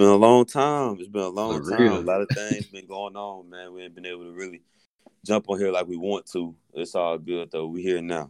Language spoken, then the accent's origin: English; Georgia, United States; moved away as an adult; also born or lived in Murfreesboro, Tennessee; now in Ohio, United States; I'm from Georgia. Went to MTSU.